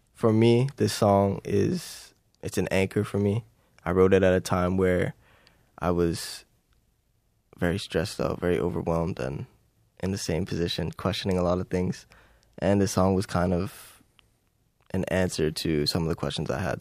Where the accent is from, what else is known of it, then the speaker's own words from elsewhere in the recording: Timmins, Ontario, Canada; moved away as an adult; growing up in Timmins